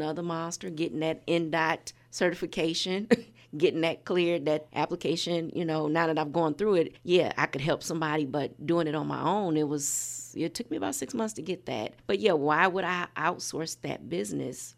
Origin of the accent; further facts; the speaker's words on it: Michigan City, Indiana, United States; also born or lived in Chicago; I'm from Michigan City, such a small town